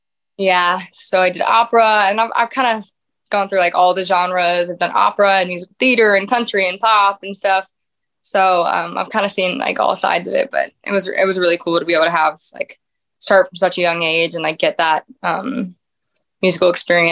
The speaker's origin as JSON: {"language": "English", "region": "Louisiana", "country": "United States", "tie": "born or raised there", "lives_now": "Nashville, United States", "said": "Yes. Yes. A small little town in Louisiana."}